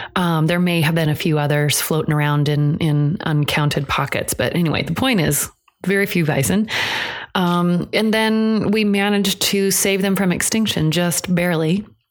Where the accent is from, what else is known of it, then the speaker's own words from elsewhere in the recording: Iowa, United States; which is what I grew up in in Iowa